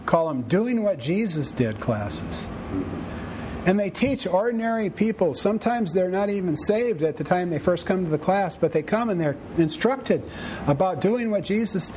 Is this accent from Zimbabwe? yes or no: no; United States; we're so busy being Americans